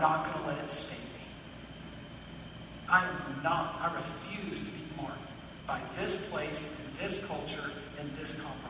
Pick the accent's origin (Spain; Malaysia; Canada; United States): United States; I'm an American and I'm a Christian